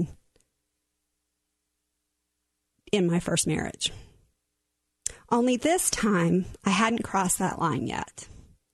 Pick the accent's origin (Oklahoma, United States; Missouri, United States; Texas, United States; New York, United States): Oklahoma, United States; I was born and raised in Oklahoma